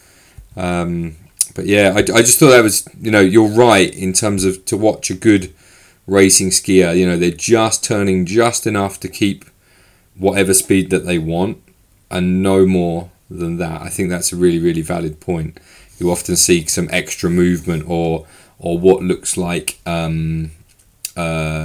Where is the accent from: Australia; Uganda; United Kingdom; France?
United Kingdom; now in Switzerland; I'm British